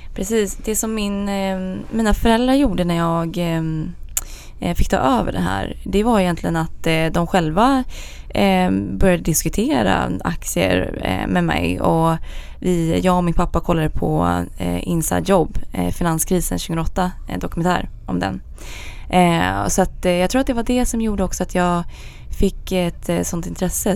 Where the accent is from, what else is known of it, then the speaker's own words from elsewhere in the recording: Sigtuna, Stockholm County, Sweden; also born or lived in Gothenburg; jag kommer från Sigtuna